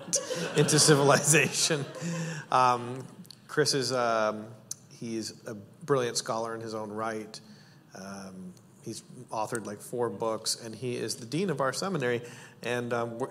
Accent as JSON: {"language": "English", "country": "Canada", "said": "I'm Canadian"}